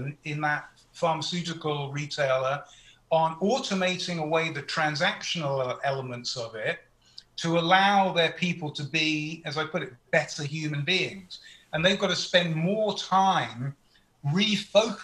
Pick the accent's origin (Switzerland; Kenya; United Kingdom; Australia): United Kingdom; moved away as an adult; now in United States; as a Brit who's lived in America for 20 years